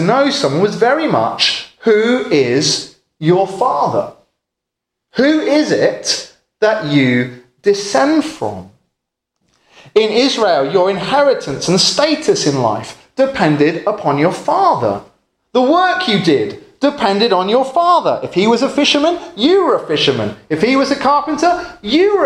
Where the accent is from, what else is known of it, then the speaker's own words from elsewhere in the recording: England, United Kingdom; where I come from in England